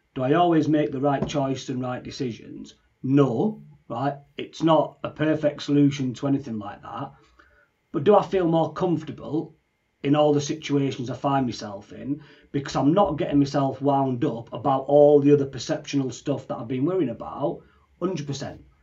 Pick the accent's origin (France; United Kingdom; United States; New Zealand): United Kingdom; Leeds, Yorkshire and the Humber; now in Newcastle, United Kingdom; I live in Newcastle, but I'm from Leeds